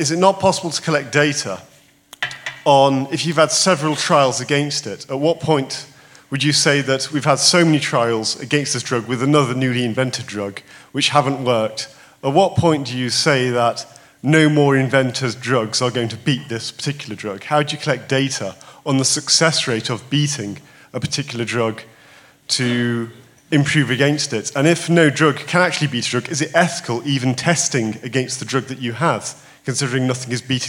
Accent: Derbyshire, East Midlands, United Kingdom; moved away; I'm from Derbyshire, initially.

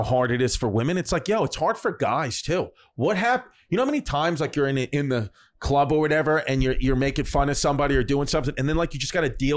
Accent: New York, United States; I'm from New York

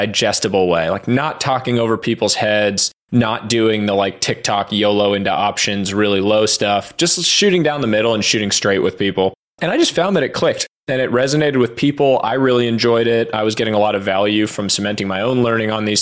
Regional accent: Boston, Massachusetts, United States; moved away as an adult; also born or lived in New York City / Stanford, California; Grew up on the East Coast, born in New York City, and then was raised in the Boston area

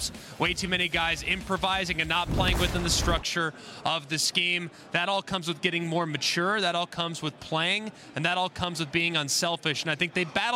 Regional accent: Dallas, Texas, United States; I'm from Dallas, Fort Worth

